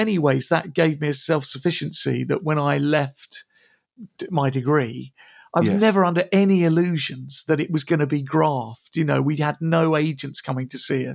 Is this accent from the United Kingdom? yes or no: yes; Pinner, London, United Kingdom; also born or lived in South Harrow; I grew up in Pinner and I went to Pinnerwood School